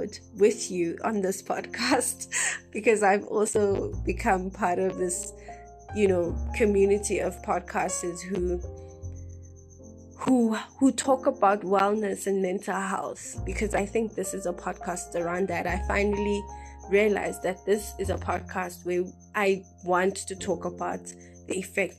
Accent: South Africa; we're a South African nation

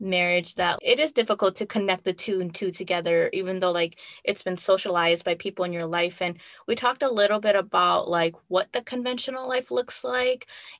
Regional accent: United States; We both identify as Hmong American women

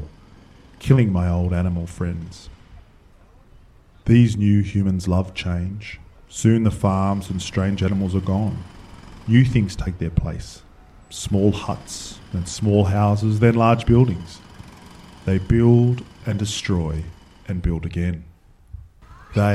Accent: Canberra, Australian Capital Territory, Australia; I grew up in Tuggeranong, not far from Skates Alive

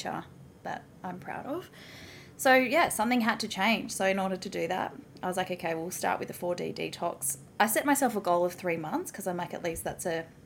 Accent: Melbourne, Victoria, Australia; moved away as an adult; now in Gold Coast, Australia; I'm originally from Melbourne

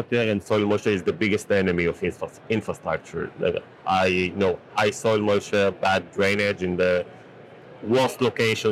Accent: Israel; So I'm from Israel, and growing up in Israel

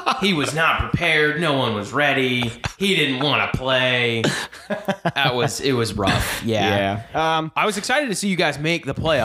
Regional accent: Richmond, Virginia, United States; So, like Jake said, we are from Richmond, Virginia.

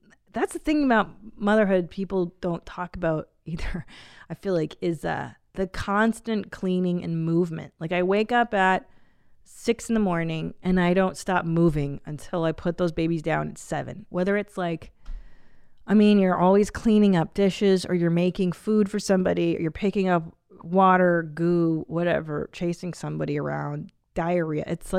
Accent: Bloomington, Illinois, United States; I'm a mom to two boys, and we are from Bloomington, Illinois.

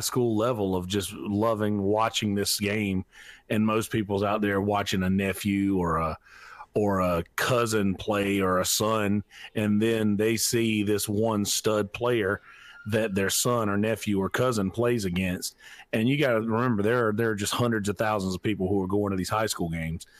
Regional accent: Marlboro County, South Carolina, United States; I'm from Marlborough County, uh, South Carolina

